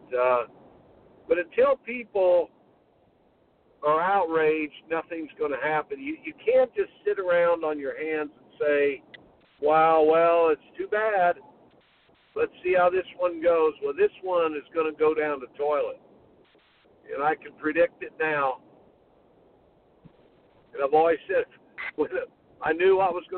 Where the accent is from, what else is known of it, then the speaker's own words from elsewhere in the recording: Indiana, United States; I grew up in the state of Indiana